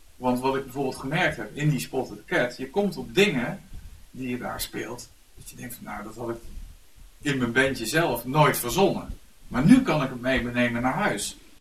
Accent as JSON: {"language": "Dutch", "town": "Venray", "region": "Limburg", "country": "Netherlands", "moved": "yes", "said": "ik kom oorspronkelijk uit Venray"}